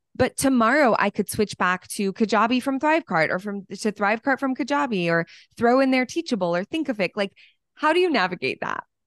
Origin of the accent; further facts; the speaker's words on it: Dallas, Texas, United States; here in Dallas, my hometown